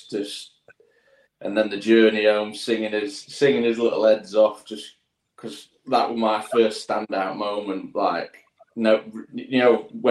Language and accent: English; London, United Kingdom; moved away as an adult; where I grew up in London